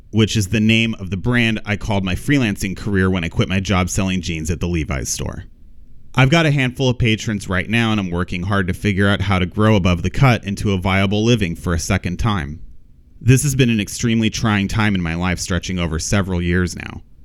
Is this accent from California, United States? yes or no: yes; Pomona, California, United States; I grew up in Pomona, California